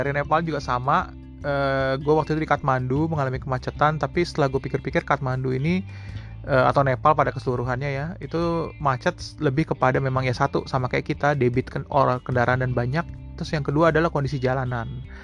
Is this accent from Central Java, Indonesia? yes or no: no; Jakarta, Indonesia; nah mungkin ini related juga dengan kita orang Jakarta kita sering banget bawa bilang wah Jakarta macet Jakarta macet gitu